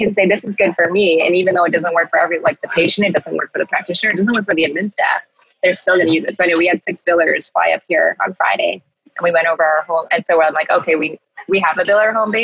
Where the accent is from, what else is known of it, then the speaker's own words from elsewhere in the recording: Canada; we're so Canadian